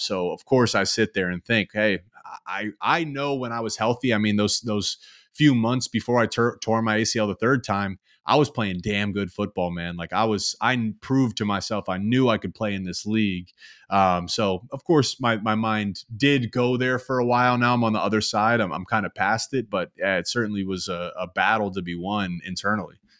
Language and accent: English; Columbus, Ohio, United States; I grew up in Columbus